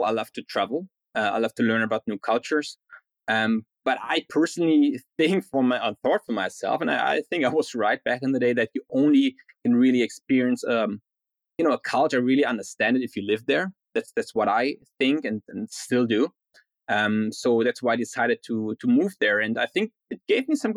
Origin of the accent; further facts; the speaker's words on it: Berlin, Germany; moved away as an adult; also born or lived in Spain / Denmark / Ireland; now in New York City, United States; I was born and raised in Berlin